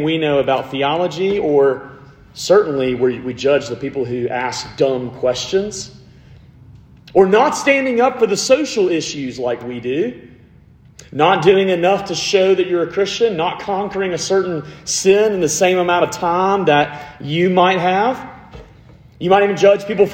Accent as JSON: {"language": "English", "town": "Montgomery", "region": "Alabama", "country": "United States", "said": "I am from Montgomery, Alabama, which is 45 minutes from Auburn"}